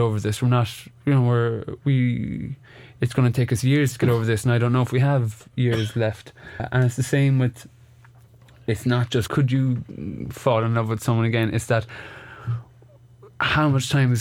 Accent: Ireland; we're Irish

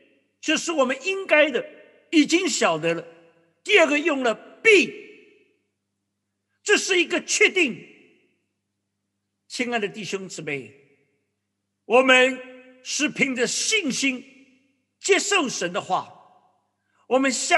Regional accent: China; 我想我们华人，我们中国人对住处是非常的看重。

